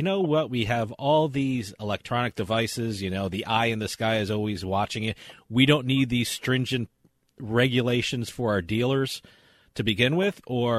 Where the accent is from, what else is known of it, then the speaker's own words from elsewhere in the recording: New Jersey, United States; And I grew up in New Jersey